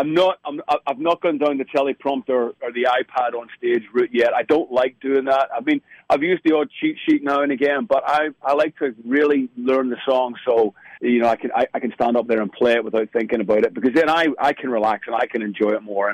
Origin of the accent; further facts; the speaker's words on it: Belfast, Northern Ireland, United Kingdom; being from Belfast and Northern Ireland